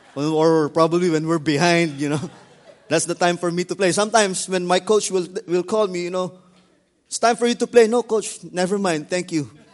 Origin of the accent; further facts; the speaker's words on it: Philippines; the Philippines because I'm from there